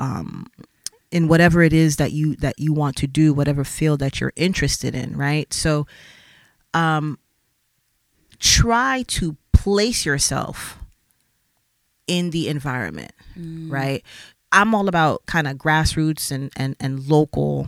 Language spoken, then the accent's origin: English; Miami, Florida, United States; moved away as an adult; also born or lived in New York; now in Switzerland; Growing up in Miami, as I said, I was always around music and art